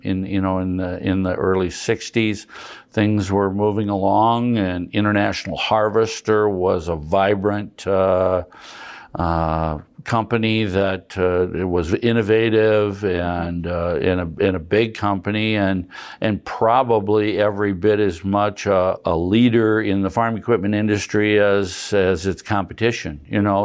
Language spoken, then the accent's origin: English; Madison, South Dakota, United States; also born or lived in Deadwood, South Dakota / Huron, South Dakota; I've grown up in Madison, South Dakota, been here my whole life.